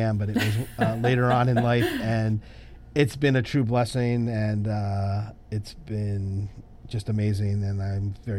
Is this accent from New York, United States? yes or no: no; Groton, Connecticut, United States; also born or lived in Hawaii / Washington, D.C. / Washington; So I grew up in Hawaii and Washington, D.C. and upstate Washington. But I spent my high school years in Connecticut. My father was stationed at the submarine base in Groton, Connecticut. So I say I grew up in the Northeast.